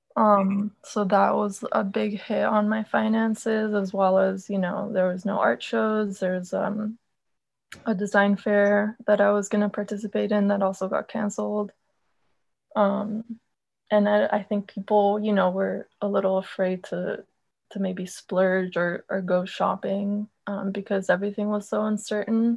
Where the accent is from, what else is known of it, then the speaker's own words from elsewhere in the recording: Argentina; I'm from Argentina